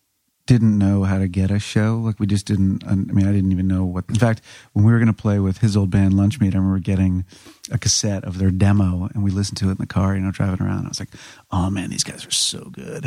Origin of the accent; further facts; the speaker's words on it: Burke, Virginia, United States; I can legitimately say I'm from Northern Virginia.